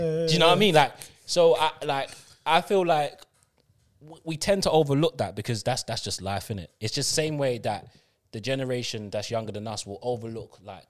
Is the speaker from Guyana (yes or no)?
yes; Guyana; They came, you came from Antigua, I came from Guyana. We don't know anyone else there. We grew up together as brother and sister, basically.